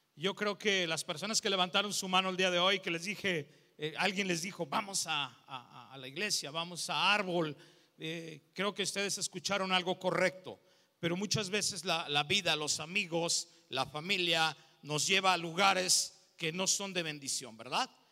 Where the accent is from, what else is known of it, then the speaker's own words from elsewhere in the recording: León, Guanajuato, Mexico; Soy de León, Guanajuato